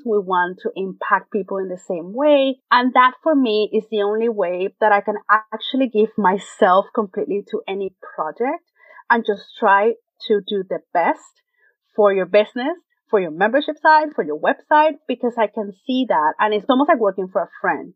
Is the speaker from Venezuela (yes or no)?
yes; Venezuela; English is a second language; moved away as an adult; now in United States; I born and raised in Venezuela, South America, came to the United States 13 years ago for a graduate program at Parsons.